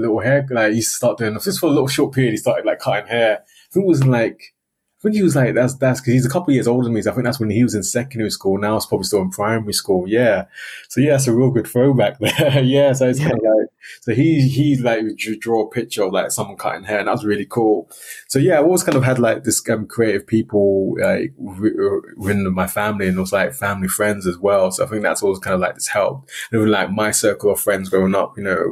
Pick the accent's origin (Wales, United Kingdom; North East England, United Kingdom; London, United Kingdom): London, United Kingdom; moved away; also born or lived in Northeast Scotland; my early experience was growing up in London